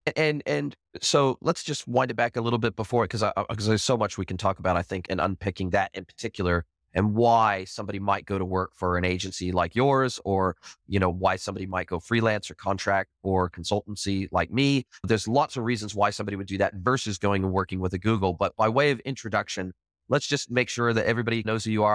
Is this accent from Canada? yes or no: no; Southern California, United States; I grew up in Southern California, grew up close to the border in Southern California